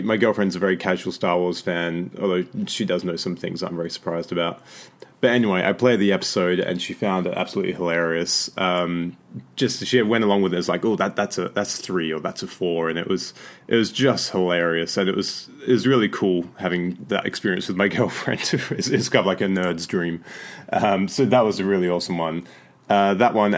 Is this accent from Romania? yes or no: no; Australia; moved away; I'm originally from Australia